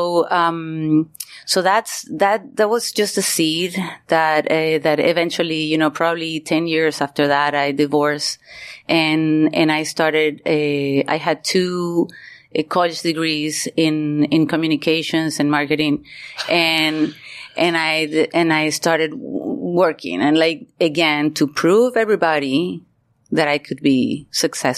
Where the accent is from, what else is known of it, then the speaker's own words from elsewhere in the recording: Maracaibo, Zulia, Venezuela; moved away as an adult; also born or lived in Miami / New York; I was born and raised in Venezuela, in Maracaibo, Venezuela